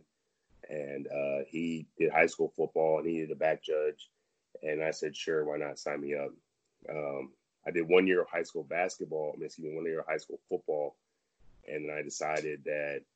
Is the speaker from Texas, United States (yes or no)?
yes; San Antonio, Texas, United States; also born or lived in Dallas; I'm originally from San Antonio, and I ended up going to college in Dallas